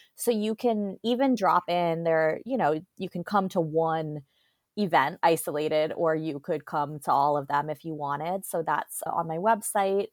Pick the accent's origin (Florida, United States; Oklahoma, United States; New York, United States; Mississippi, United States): Florida, United States; Fort Lauderdale; moved away as an adult; also born or lived in Atlanta / Oakland; I grew up in Fort Lauderdale, Florida